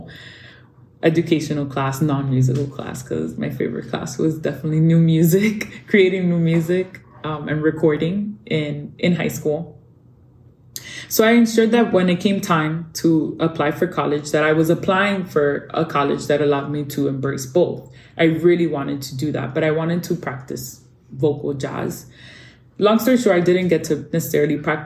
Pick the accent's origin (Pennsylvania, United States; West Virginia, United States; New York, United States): New York, United States; New York City; moved away as an adult; also born or lived in Dominican Republic; I grew up in New York City in a very Dominican neighborhood known as Washington Heights